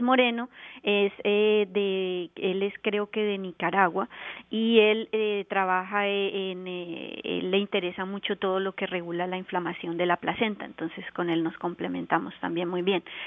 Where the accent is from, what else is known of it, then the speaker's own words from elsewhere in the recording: Colombia; moved away as an adult; also born or lived in Bogotá, Colombia; now in Canada; yo soy colombiana y me formé en la Universidad Nacional de Colombia en Bogotá